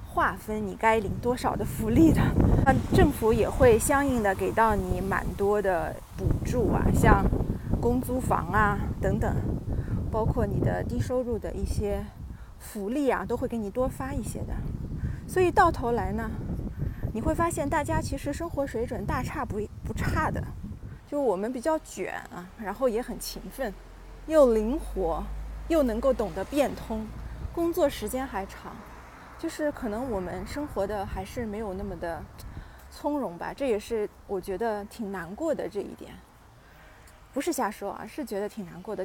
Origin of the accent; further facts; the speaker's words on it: China; moved away as an adult; now in Austria; 我们是从中国过来拿配额的这个身份嘛